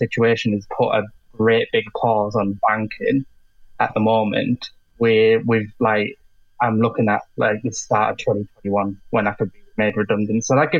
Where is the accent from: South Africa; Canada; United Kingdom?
United Kingdom; Middlesbrough, North East England; I'm from Middlesbrough.